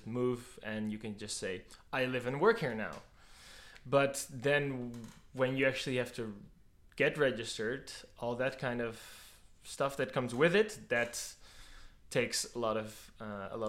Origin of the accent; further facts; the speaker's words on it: Netherlands; moved away as an adult; now in Austria; I'm from the Netherlands and I moved here in 2021